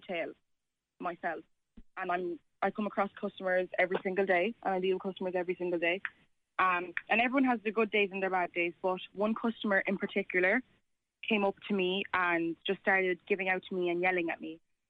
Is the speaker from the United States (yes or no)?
no; Ireland; Like, I was born and raised here, and I'd like to think of myself as an Irish person, and I don't need other people to tell me I'm not